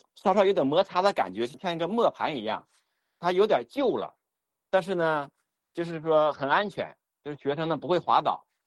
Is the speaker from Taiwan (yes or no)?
no; near Qiqihar, Heilongjiang, China; 我家乡附近的，啊，就是齐齐哈尔